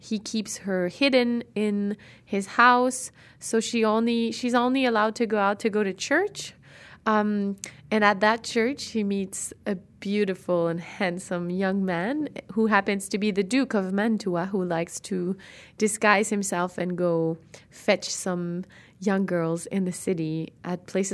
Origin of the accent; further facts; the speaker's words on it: Rimouski, Quebec, Canada; also born or lived in Montreal; I'm from Rimouski in Quebec, so I'm Canadian